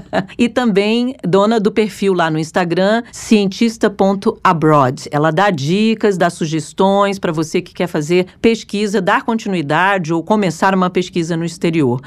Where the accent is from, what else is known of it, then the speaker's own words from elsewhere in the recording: Brazil; nós, os pesquisadores brasileiros, nós, eu também.